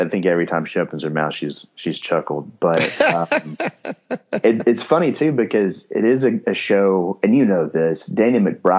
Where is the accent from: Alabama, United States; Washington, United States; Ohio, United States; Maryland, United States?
Alabama, United States; Northeast; I'm from Northeast Alabama. I grew up in a Baptist church.